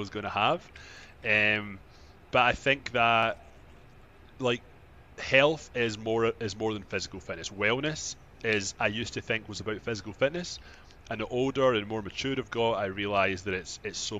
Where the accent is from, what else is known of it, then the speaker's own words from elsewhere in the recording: Scotland, United Kingdom; moved away as an adult; now in Toronto, Canada; I'm from Scotland, and I actually moved to Canada, Toronto, about 14 years ago